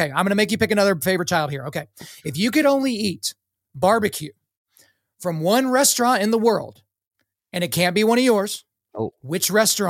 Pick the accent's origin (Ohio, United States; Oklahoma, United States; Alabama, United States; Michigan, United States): Oklahoma, United States; moved away as an adult; also born or lived in New York City; I swear I grew up in Oklahoma